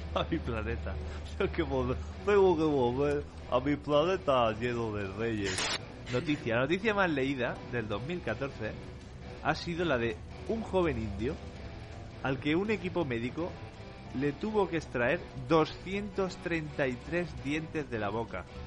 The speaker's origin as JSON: {"language": "Spanish", "region": "Catalonia", "country": "Spain", "said": "aquí en Cataluña tenemos la tradición de, unos gigantes enormes"}